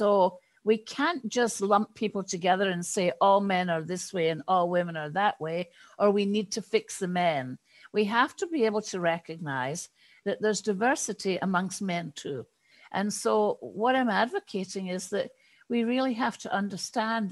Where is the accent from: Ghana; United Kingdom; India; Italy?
United Kingdom; now in United States; I am British, even although I live in the States.